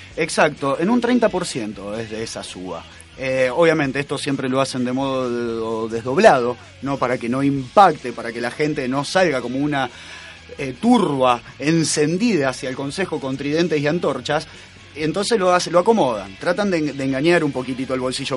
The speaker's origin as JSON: {"language": "Spanish", "town": "Rosario", "region": "Santa Fe", "country": "Argentina", "said": "somos de Rosario y queremos a la cultura de acá"}